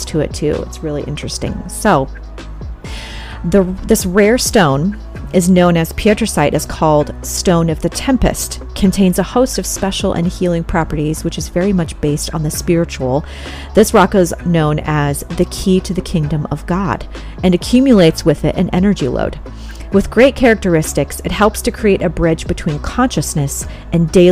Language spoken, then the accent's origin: English; California, United States; I'm from California